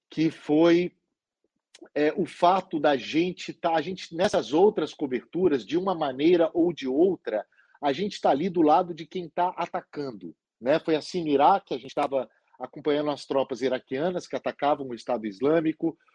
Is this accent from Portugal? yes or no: no; Lagoa Santa, Minas Gerais, Brazil; also born or lived in Belo Horizonte; eu nasci em Belo Horizonte, mas minha família é de Conceição do Mato Dentro, eu me considero concessionense, embora tenha crescido em Lagoa Santa.